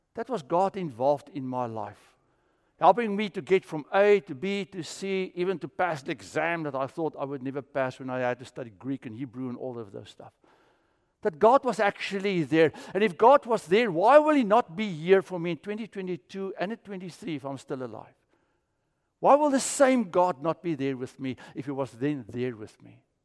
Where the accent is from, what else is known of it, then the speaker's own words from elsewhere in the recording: South Africa; I grew up with it in South Africa.